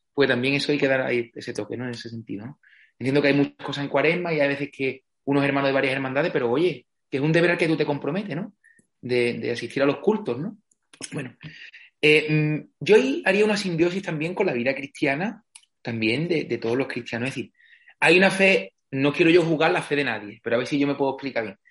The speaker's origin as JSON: {"language": "Spanish", "town": "Villamartín", "region": "Andalusia", "country": "Spain", "tie": "born or raised there", "moved": "as an adult", "said": "desde siempre he tenido mucha cercanía con la parroquia de mi pueblo, Villamartín"}